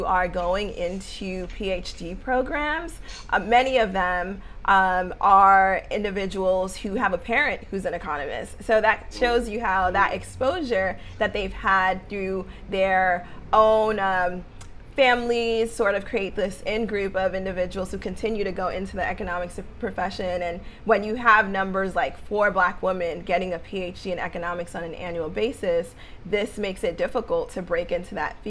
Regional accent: New York City, New York, United States; what I saw in New York, growing up in Harlem, growing up in the Bronx

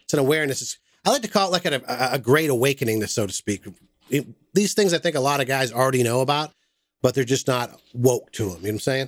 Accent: Massachusetts, United States; now in Southern United States; I'm from Massachusetts

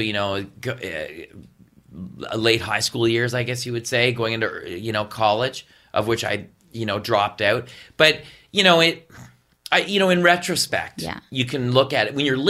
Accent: West Carleton, Ontario, Canada; No, my brother and I, we grew up in West Carleton. Mm-hmm. And we had a farm.

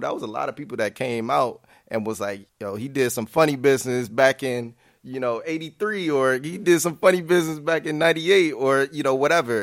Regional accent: Grand Rapids, Michigan, United States; moved away as an adult; now in Chicago, United States; I'm from Grand Rapids, Michigan, but, uh, you know, Chicago is the adopted son. Um, I've been here about, about six and a half, seven years.

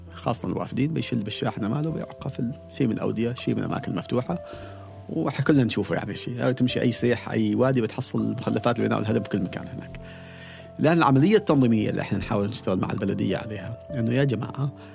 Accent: Oman; عندنا في عمان

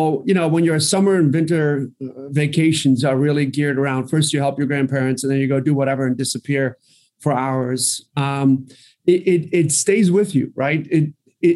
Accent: Hamburg, Germany; moved away; also born or lived in Croatia; I was born in Croatia, but grew up in Hamburg, Germany

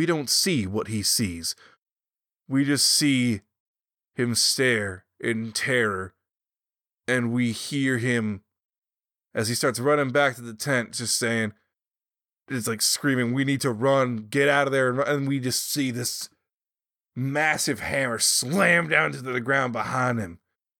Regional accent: the South, United States; Well, I'm from the South, and I'm not...

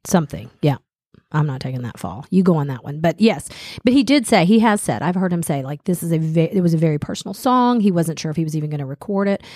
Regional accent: Smyrna, United States; when I was growing up in Smyrna

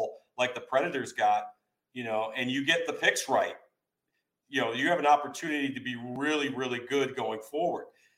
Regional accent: New York, United States; I'm from New York

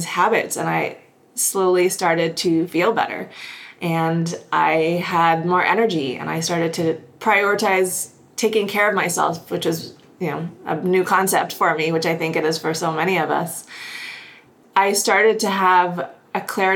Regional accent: Houston, Texas, United States; moved away as an adult; also born or lived in upstate New York / New York City; now in Kelowna, Canada; I grew up in Houston, Texas.

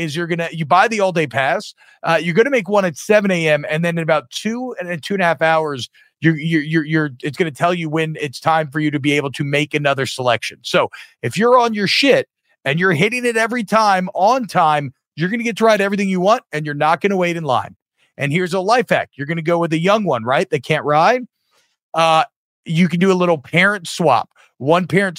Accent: Louisiana, United States; I'm from Louisiana

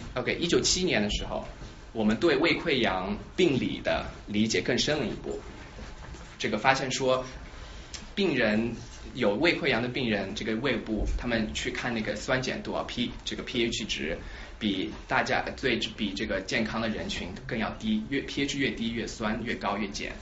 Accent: Shanghai, China; moved away as an adult; also born or lived in Sichuan / St. Louis, United States; now in Philadelphia, United States; 我的背景是我是在四川出生，然后上海长大，然后十八岁的时候来这个，呃，在来美国从本科开始读的

